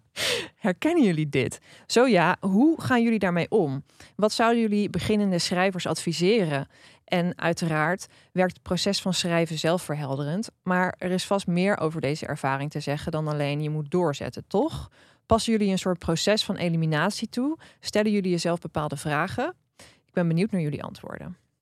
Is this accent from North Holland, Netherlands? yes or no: no; Drenthe, Netherlands; ik ben opgegroeid in Drenthe